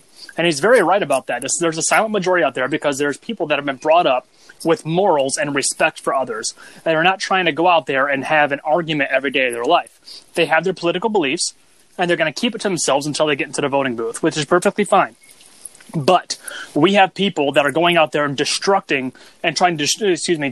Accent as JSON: {"language": "English", "country": "United States", "said": "I'm an American"}